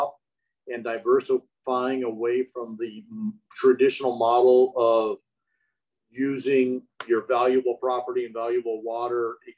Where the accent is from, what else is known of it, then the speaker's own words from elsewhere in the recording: Santa Maria, California, United States; I grew up in the Santa Maria area where we used to have sugar beets and dairies back in the 70s.